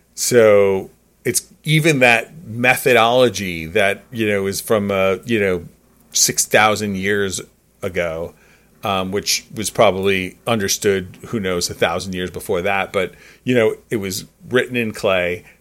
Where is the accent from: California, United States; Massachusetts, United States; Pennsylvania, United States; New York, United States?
New York, United States; as a New Yorker